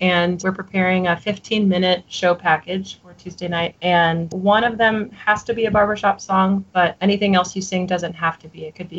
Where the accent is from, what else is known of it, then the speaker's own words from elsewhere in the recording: Midwest, United States; moved away as an adult; now in Texas, United States; I'm originally from the Midwest.